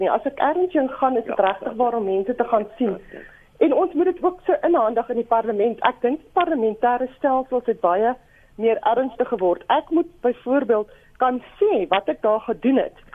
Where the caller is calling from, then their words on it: Eastern Cape, South Africa; Ja, môre Lenet, ek is ek is hier van die Ooskaap.